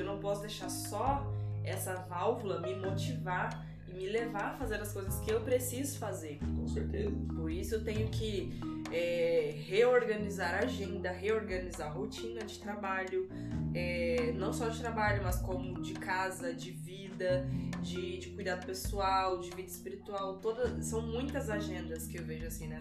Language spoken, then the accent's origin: Portuguese; Vilhena, Rondônia, Brazil; Eu sou natural de Vilhena, interior de Rondônia. Todo o meu olhar que eu tenho para o mundo, ele é investido é, dessa minha vivência toda no interior de Rondônia